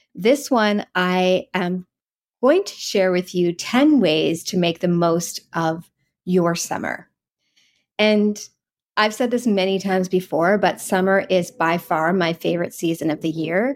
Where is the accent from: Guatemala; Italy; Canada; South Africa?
Canada; East Coast of Canada; moved away; I grew up on the East Coast of Canada